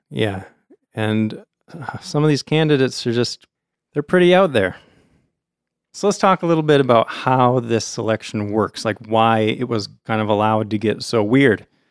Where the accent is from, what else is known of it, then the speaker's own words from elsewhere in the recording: United States; as an American